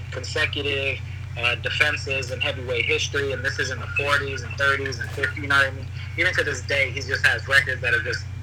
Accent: United States; obviously I'm American

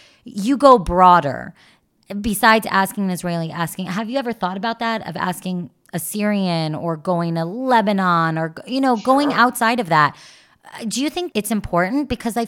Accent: Canada; Not me. I'm a Canadian. I am a short Canadian.

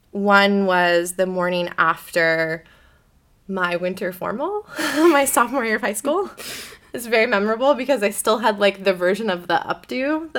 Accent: Beaverton, Oregon, United States; I grew up in the Church of the Nazarene at Beaverton Nazarene, which is this really funny-shaped building that is very memorable. It's a round church in Beaverton, Oregon.

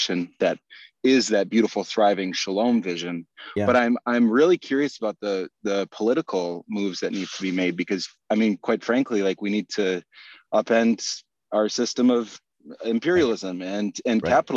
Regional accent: Minnesota, United States; I'm from Minnesota and I remember a ton of snow

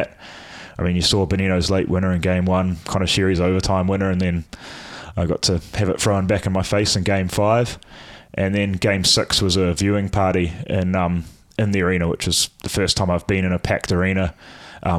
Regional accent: New Zealand; as a Kiwi

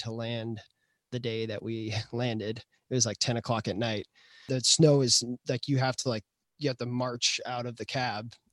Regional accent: Tucson, Arizona, United States; I came from Tucson Arizona and I had been to New York before but like I hadn't spent that much time in Brooklyn

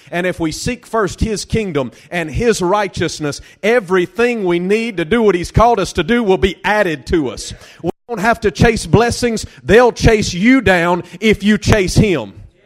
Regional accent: Delhi, Louisiana, United States; I'm from Delhi, Louisiana

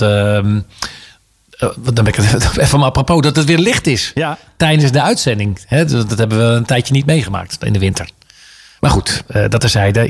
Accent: The Hague, South Holland, Netherlands; ik ben Hagenees. Ik ben in Haag geboren.

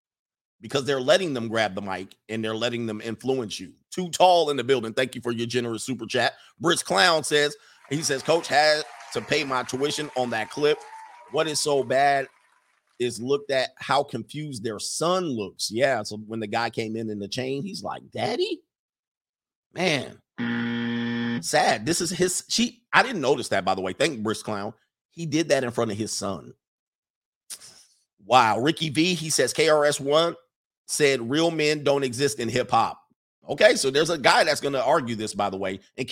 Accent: Midwest, United States; I grew up in the Midwest in one of the most ghettoest towns there is, all right?

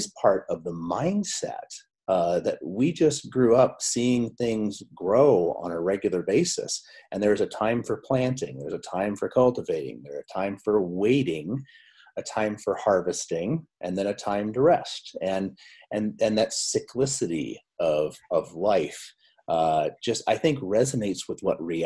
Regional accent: South Dakota, United States; I grew up, I'm a dairy farm boy from South Dakota. And so I grew up on a dairy farm

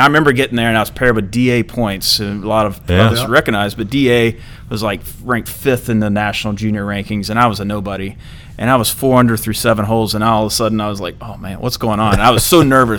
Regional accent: Easley, South Carolina, United States; also born or lived in Panama City, Florida; growing up in Easley

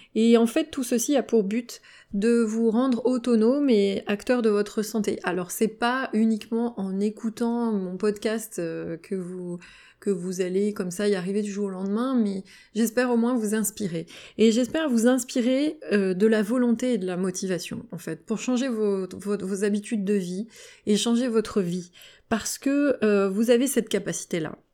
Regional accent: Valence, Auvergne-Rhône-Alpes, France; now in Lyon area, France; je vis en région lyonnaise, je suis originaire de Valence, dans la Drôme

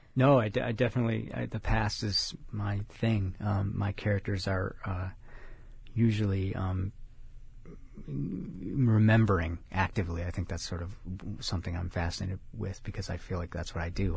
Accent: Chicago, Illinois, United States; now in California, United States; I'm from Chicago

